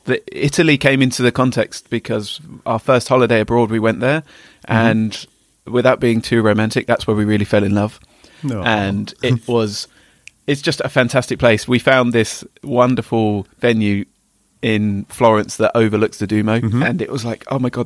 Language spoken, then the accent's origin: English; Potters Bar, East of England, United Kingdom; now in Hitchin, United Kingdom; I've always been born and bred in Hertfordshire, originally from Potters Bar, moved up the A1 to Hitchin.